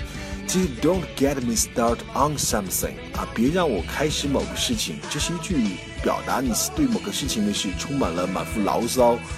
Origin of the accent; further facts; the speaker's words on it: China; 我们中国人